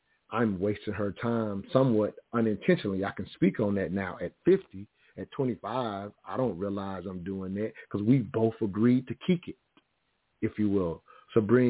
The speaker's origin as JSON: {"language": "English", "region": "South Carolina", "country": "United States", "tie": "born or raised there", "said": "Growing up in the South, which I mentioned earlier, South Carolina, three-stoplight town"}